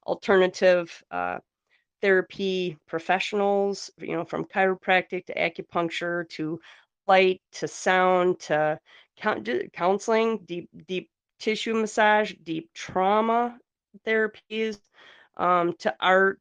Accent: Northeast Wisconsin, United States; I'm from Wisconsin, Northeast Wisconsin

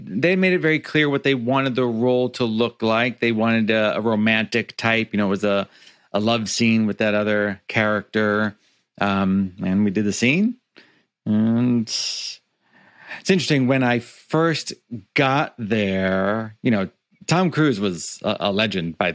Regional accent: Niagara Falls, Ontario, Canada; he found one in Niagara Falls on the Canadian side. And he started an Italian restaurant. And I lived inside an Italian restaurant

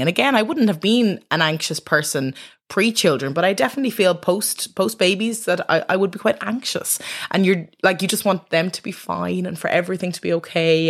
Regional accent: Dublin, Leinster, Ireland; I'm from Dublin

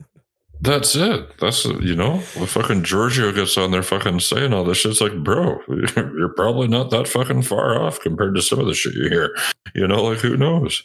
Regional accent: Canada; I'm fucking Canadian

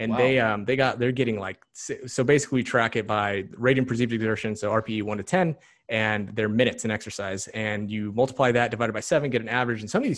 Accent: Ulysses, Kansas, United States; Where I grew up in Ulysses.

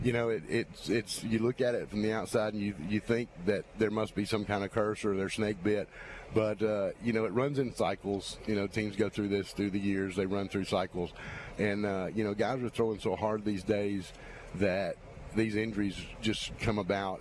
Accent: Dothan, Alabama, United States; moved away as an adult; also born or lived in Biloxi; now in Mobile, United States; I'm originally from the Dothan area

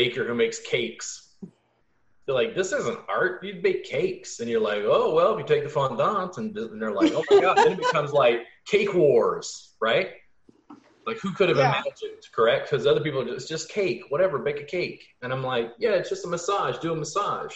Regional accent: Baton Rouge, Louisiana, United States; growing up in Baton Rouge, it was an hour from New Orleans

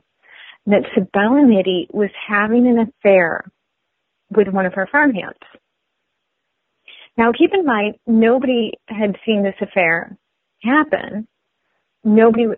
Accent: Oak Park, Illinois, United States; my hometown of Oak Park

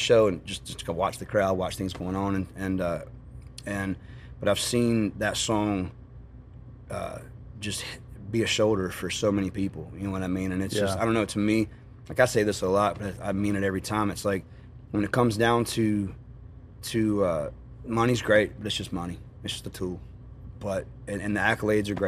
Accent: North Carolina, United States; I grew up in Carolina

